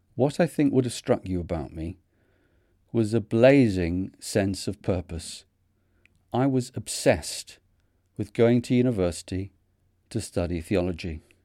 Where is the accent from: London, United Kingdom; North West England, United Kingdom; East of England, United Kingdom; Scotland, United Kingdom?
North West England, United Kingdom; Manchester; accent: Manchester; my Manchester accent